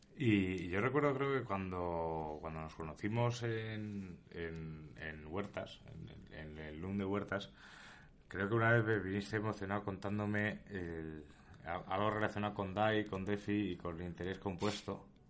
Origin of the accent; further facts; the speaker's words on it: Spain; mi país